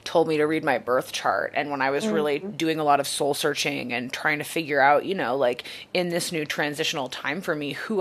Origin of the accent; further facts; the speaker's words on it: Maine, United States; I grew up Catholic in Maine